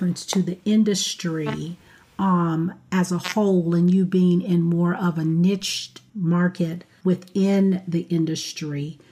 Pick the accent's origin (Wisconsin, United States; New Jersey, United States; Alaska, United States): Wisconsin, United States; Milwaukee; I'm from Milwaukee, Wisconsin